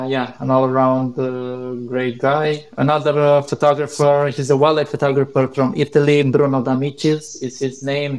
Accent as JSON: {"language": "English", "country": "Romania", "tie": "born or raised there", "said": "my home country"}